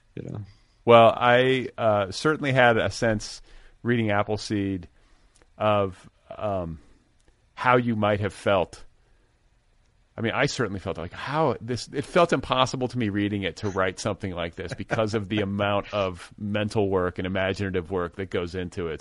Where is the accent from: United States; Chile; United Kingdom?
United States; Midwest; now in Los Angeles, United States; I grew up in the Midwest too